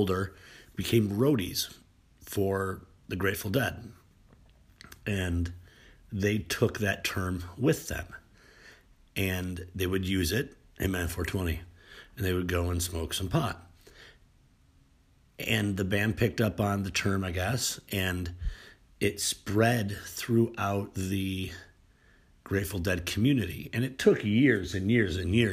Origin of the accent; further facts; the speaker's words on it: New York, United States; I was born in 70 in New York State